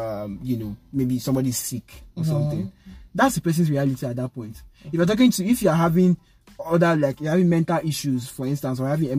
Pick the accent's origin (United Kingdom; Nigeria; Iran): Nigeria; I told her I'm from Nigeria.